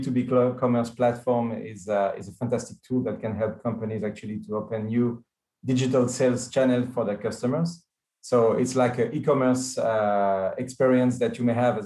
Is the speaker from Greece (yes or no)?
no; France; now in Israel; I do live in Israel, but I'm coming from France